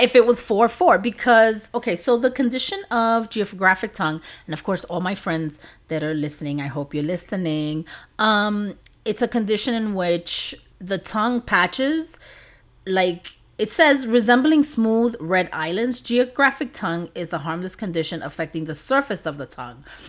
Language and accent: English; New York City, New York, United States; growing up in an apartment in New York City.